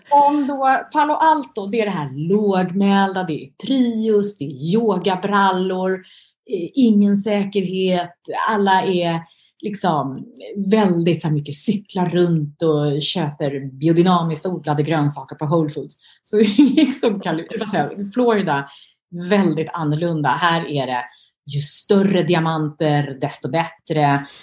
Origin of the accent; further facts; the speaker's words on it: Sweden; now in abroad; Eh, ja, men Sverige är ju, jag är ju svensk.